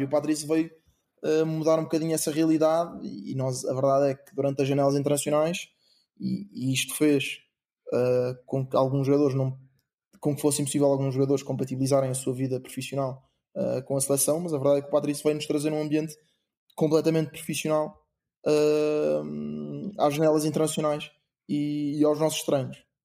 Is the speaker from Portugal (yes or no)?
yes; Portugal; moved away as an adult; also born or lived in England; eu, sendo português e jogando pela seleção portuguesa